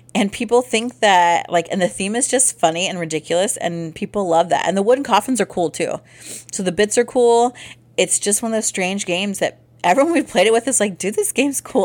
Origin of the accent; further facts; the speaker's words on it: Midwest, United States; we're from the Midwest